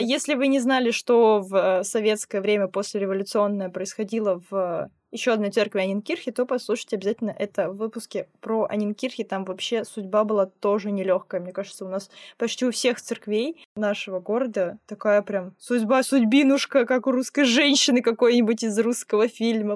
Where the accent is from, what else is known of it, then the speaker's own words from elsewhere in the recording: Tomsk, Tomsk Oblast, Russia; я из Томска